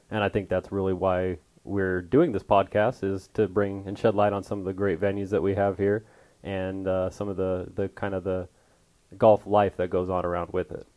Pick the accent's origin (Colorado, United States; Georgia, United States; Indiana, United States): Colorado, United States; Westminster; moved away as an adult; also born or lived in Trinidad, Colorado / Alamosa, Colorado; now in Arizona, United States; I grew up in Westminster, Colorado, little suburb outside of Denver